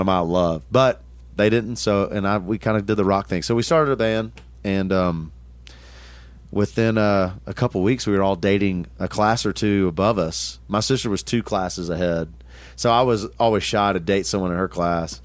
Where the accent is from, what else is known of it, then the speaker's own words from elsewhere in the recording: Tullahoma, Tennessee, United States; I grew up in, in Middle Tennessee. Um, Tullahoma, Tennessee was the town